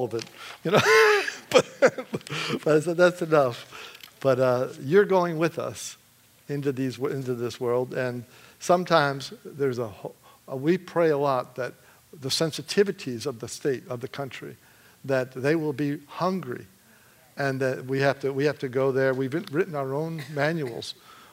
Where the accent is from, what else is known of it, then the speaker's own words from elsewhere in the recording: Michigan, United States; I'm from Michigan